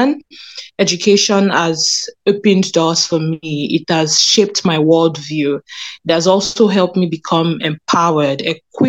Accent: Lagos, Nigeria; now in Canada; I was born in Lagos, Nigeria

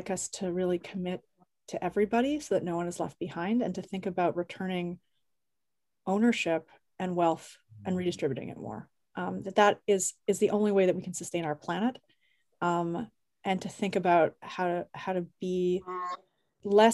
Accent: Canada; moved away as an adult; Both my parents were involved with various forms of activism while I was growing up in Canada

